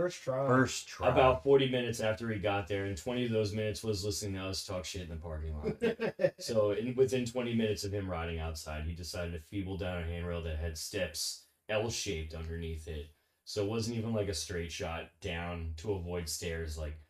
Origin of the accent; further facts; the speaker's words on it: East Coast, United States; I noticed that a lot growing up in the East Coast.